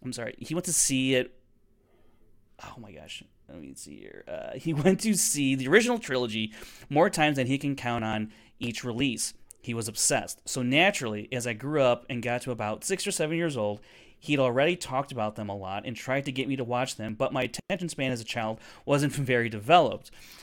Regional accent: England, United Kingdom; I'm 31 and from England.

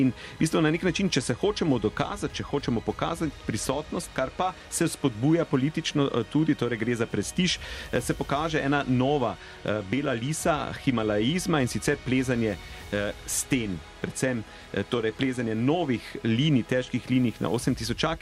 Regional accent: Slovenia; smo Slovenci

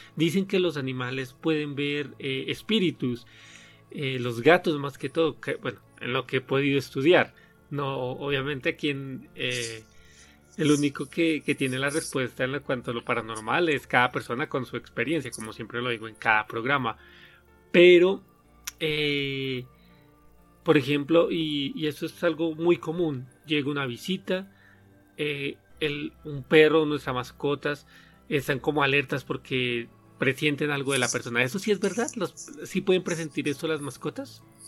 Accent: Colombia; moved away as an adult; now in Mexico; yo soy colombiano viviendo en México, ya llevo aquí alrededor de siete años

